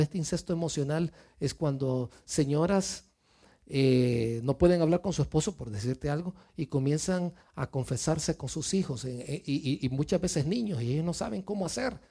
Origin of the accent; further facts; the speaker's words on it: Mexico; moved away; venimos de México, yo vengo de México